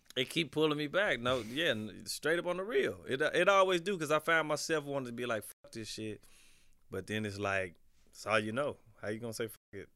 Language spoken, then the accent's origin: English; Midwest, United States; I'm from the Midwest